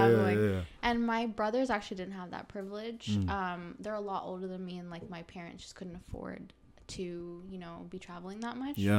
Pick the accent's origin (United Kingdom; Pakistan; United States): Pakistan; also born or lived in Saudi Arabia; We, like my parents are still Pakistani, and I was still Pakistani, even though I was born in Saudi Arabia.